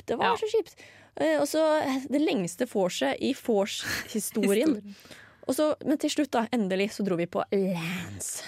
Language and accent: Norwegian; Asker, Akershus, Norway; Eh, fordi jeg er jo fra Asker. Slasker og Blærum.